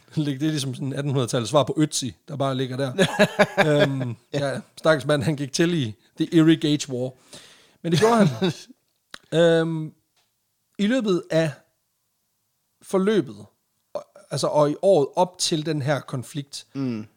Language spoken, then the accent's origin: Danish; Jutland, Denmark; now in Randers, Denmark; vi er fra Jylland